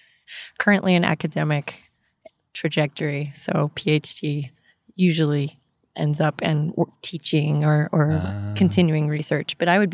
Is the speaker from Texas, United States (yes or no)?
yes; Dallas, Texas, United States; moved away as an adult; now in Austin, United States; I'm from Dallas, actually.